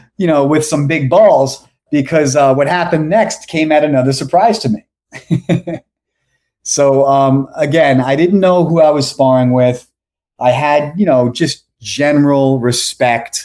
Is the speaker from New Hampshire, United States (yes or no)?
no; New York, United States; moved away as an adult; also born or lived in Boca Raton, Florida; now in Florida, United States; I'm from America. I'm American, from New York